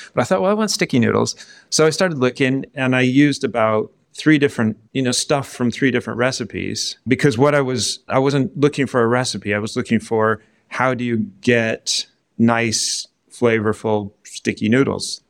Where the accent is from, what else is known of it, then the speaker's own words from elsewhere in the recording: American Southwest, United States; moved away as an adult; now in United Kingdom; I'm from the American Southwest